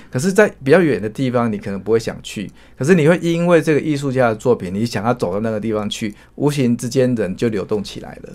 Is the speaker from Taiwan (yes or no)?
yes; Taiwan; 说我们台湾人基本上也很关注你们澳门这个地方这样子